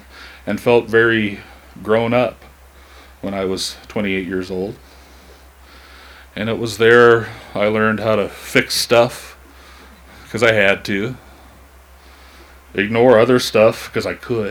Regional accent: Missoula, Montana, United States; I'm 45 years old, I was born in Missoula, and I have never left home

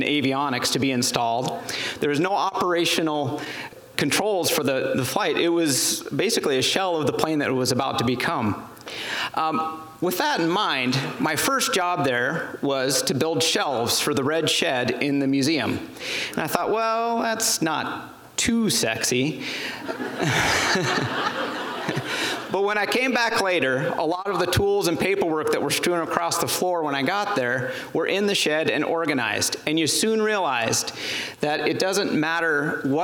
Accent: Plains, Montana, United States; also born or lived in Japan; Plains, Montana, my hometown.

